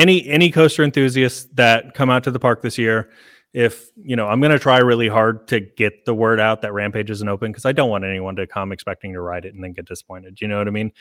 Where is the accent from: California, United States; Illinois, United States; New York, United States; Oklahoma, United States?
Oklahoma, United States; now in Alabama, United States; I'm from Oklahoma